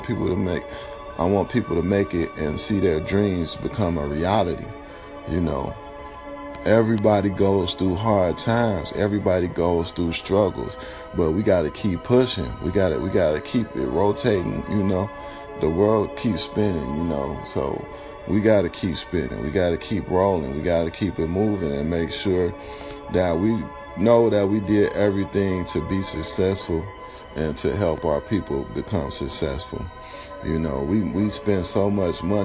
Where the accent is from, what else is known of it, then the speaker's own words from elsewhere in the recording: New York, United States; now in Los Angeles, United States; all my people in New York, where I was born